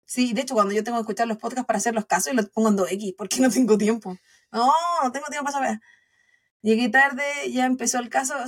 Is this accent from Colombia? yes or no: no; Chile; now in United States; como buena chilena